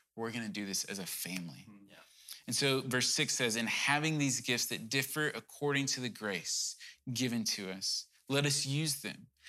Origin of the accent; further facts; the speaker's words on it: Cajun, Louisiana, United States; I'm probably Cajun